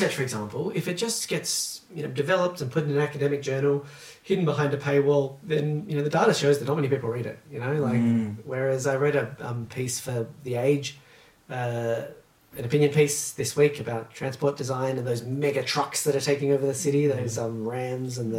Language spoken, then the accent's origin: English; South Australia, Australia; moved away as an adult; now in Melbourne, Australia; I grew up in South Australia